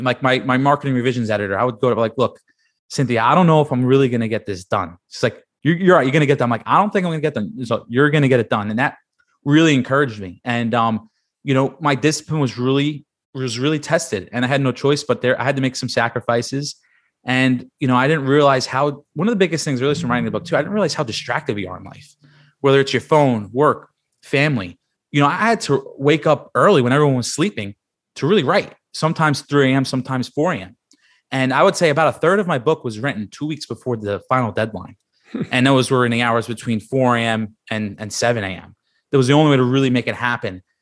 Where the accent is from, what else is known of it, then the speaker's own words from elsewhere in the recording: New York City, New York, United States; moved away as an adult; also born or lived in Penn State; I grew up in Staten Island, New York